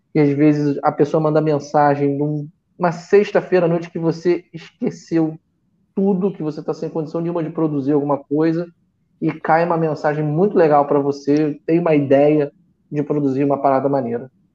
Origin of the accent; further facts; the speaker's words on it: Rio de Janeiro, Brazil; Eu nasci e cresci em Copacabana